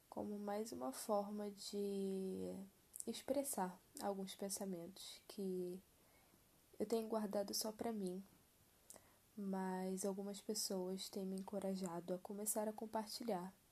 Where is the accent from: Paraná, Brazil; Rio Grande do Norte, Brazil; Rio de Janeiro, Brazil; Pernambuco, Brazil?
Rio de Janeiro, Brazil; tenho 21 anos, nasci e cresci no Rio, especificamente na Zona Oeste